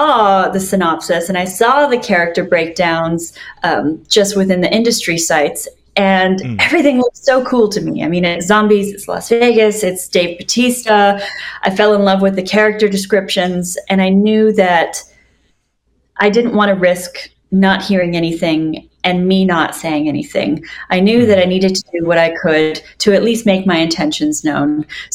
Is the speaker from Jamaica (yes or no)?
no; Canada; now in Los Angeles, United States; as a Canadian in my small town